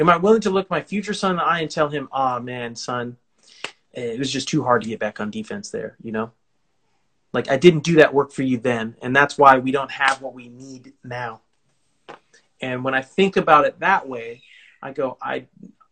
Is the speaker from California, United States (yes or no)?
yes; California, United States; I'm from California